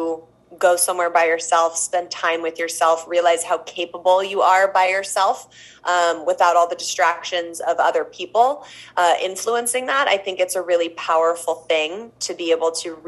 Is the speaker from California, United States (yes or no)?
yes; Los Angeles, California, United States; I've grown up, born and raised in Los Angeles